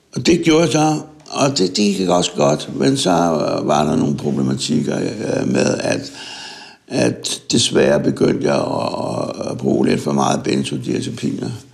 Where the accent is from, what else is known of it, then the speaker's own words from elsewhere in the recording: Søborg, Capital Region of Denmark, Denmark; jeg er født i Søborg og, øh, for 60 år siden